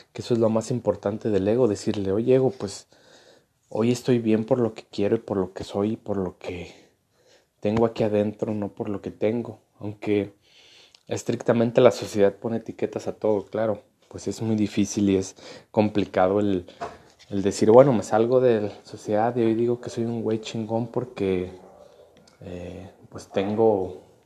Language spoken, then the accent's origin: Spanish; Mexico; como mexicanos